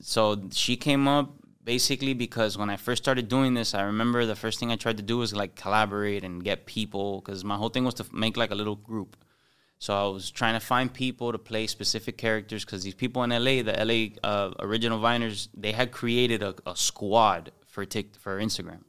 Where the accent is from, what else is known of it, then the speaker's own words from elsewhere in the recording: Miami, Florida, United States; accent: Cuban; also born or lived in Hialeah, Florida; I grew up in, in Westchester, but I played baseball my entire life, and I played baseball in, in H A A, High Aaliyah